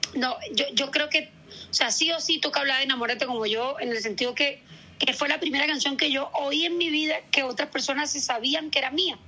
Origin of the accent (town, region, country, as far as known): El Carito, Córdoba, Colombia; born or raised there